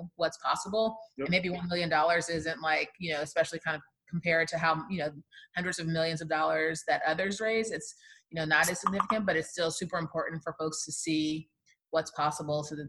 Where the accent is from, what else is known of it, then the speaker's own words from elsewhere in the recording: Houston, Texas, United States; moved away; I'm originally from Houston.